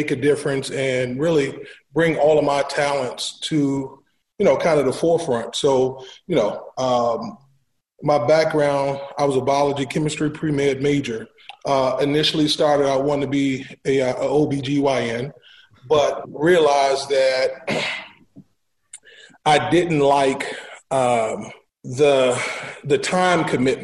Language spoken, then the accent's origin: English; Washington, District of Columbia, United States; native of Washington, D.C., born and raised in Southeast